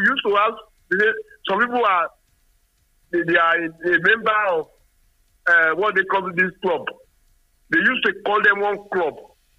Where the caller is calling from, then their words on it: Nigeria; Engineer …, I'm calling from Songo.